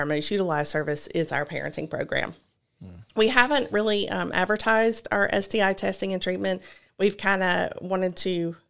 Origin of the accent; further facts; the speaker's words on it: Georgia, United States; also born or lived in Rome; So I was born in Rome. My father worked for George Power, and we moved all around Georgia.